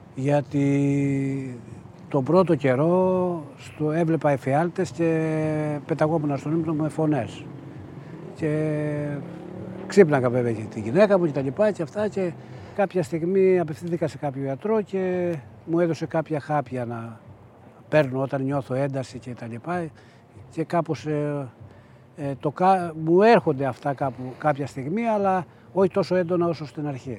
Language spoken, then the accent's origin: Greek; Agia Efthymia, Central Greece, Greece; now in United States; το χωριό μου, η Αγία Ευθυμία